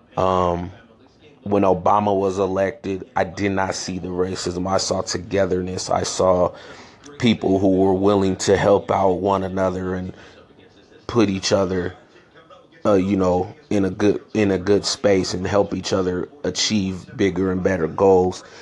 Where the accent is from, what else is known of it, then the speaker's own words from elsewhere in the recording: San Francisco, California, United States; also born or lived in Chicago, Illinois; I grew up in San Francisco um, California, born in Chicago, Illinois. I moved away from Chicago when I was three years old